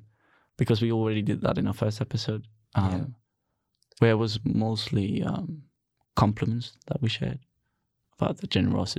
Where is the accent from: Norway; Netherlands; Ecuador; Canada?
Netherlands; We're Dutch, which is the complete opposite.